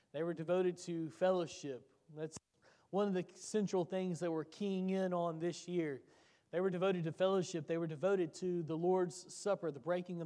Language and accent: English; Tennessee, United States; I grew up in Tennessee